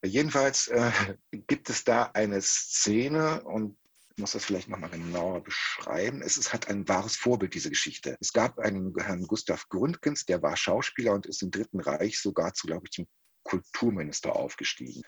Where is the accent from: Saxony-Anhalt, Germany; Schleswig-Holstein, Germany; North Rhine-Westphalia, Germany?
Saxony-Anhalt, Germany; Halle; moved away as an adult; now in Paderborn, Germany; in der Stadt wo ich groß geworden bin, in Halle an der Saale